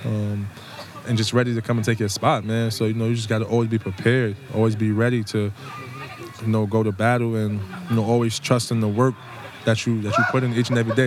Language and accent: English; New York City, New York, United States; I'm from here. I'm from the Bronx.